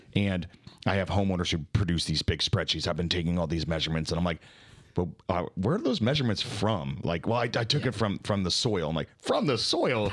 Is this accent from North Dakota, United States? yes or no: no; Dallas, Texas, United States; I'm from Dallas